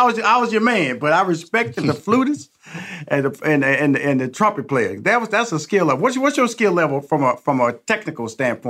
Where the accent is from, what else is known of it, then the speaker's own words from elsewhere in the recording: Houston, Texas, United States; I'm from Houston.